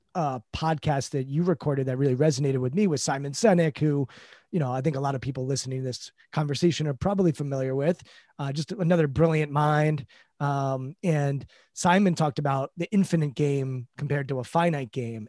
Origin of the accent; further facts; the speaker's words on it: D.C., East Coast, United States; I grew up on the East Coast, uh, in, right outside Washington, D C